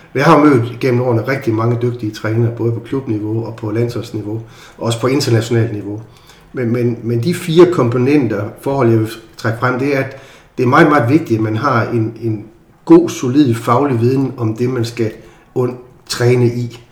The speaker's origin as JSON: {"language": "Danish", "town": "Aarhus", "region": "Central Denmark Region", "country": "Denmark", "tie": "born or raised there", "said": "jeg er jo født og opvokset i Aarhus"}